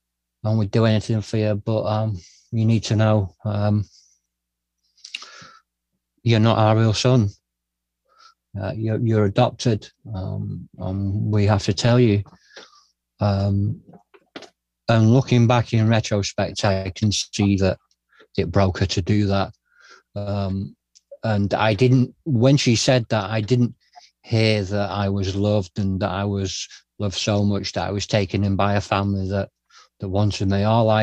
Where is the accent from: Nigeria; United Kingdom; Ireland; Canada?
United Kingdom; Glasgow, Scotland; born there; Yeah, so I was told that my mum, that I was born in Glasgow, and that my mum was young.